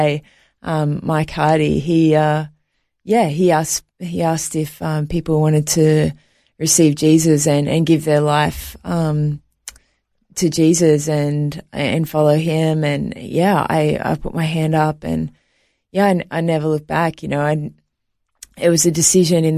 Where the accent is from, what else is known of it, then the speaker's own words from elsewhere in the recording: Sydney, New South Wales, Australia; also born or lived in New York, United States; I was actually born in New York, but I was raised in Australia.